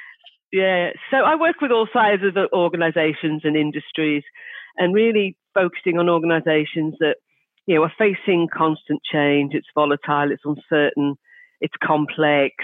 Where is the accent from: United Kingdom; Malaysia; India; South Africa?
United Kingdom; Liverpool, North West England; I'm from Liverpool in the UK